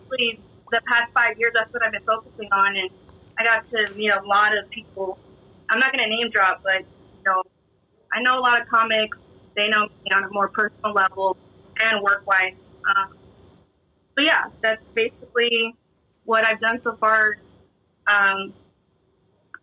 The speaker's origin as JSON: {"language": "English", "town": "San Antonio", "region": "Texas", "country": "United States", "lives_now": "San Marcos, United States", "said": "I'm from San Antonio. I live in San Marcos, which is about 30 minutes from Austin."}